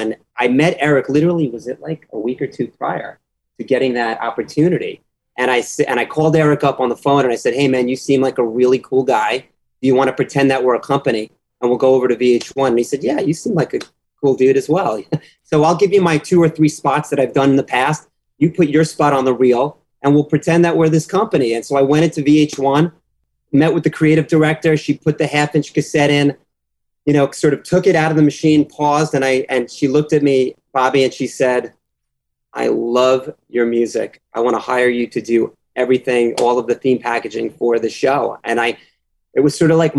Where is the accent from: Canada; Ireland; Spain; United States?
United States; New York; also born or lived in Boston; I grew up in New York